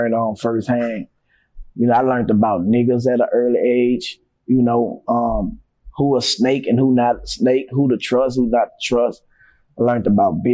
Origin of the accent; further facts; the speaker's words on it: New Orleans, Louisiana, United States; also born or lived in Melpomene Projects, New Orleans; I'm actually from the Melphamine Project, but I moved in the Magnolia Project like in 86. So I was 5 years old when I moved to the Magnolia, but that's all I know, the Magnolia